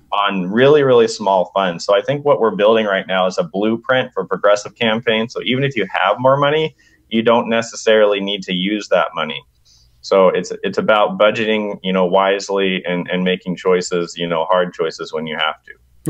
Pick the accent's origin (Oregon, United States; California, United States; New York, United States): California, United States; Sacramento; Sac B, my hometown